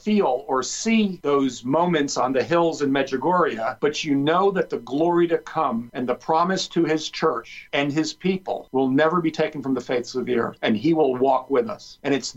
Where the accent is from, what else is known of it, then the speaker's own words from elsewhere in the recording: New Jersey, United States; I grew up in New Jersey